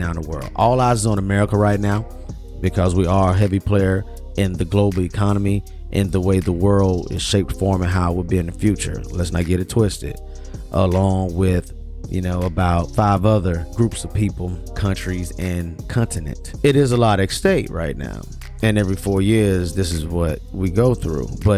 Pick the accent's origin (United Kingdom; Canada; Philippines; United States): United States; the South; also born or lived in Birmingham, Alabama; I grew up in the South.